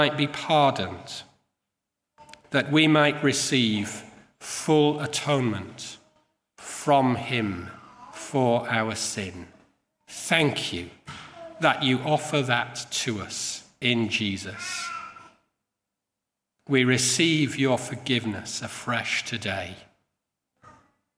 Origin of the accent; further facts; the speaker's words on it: Yorkshire and the Humber, United Kingdom; I come from Yorkshire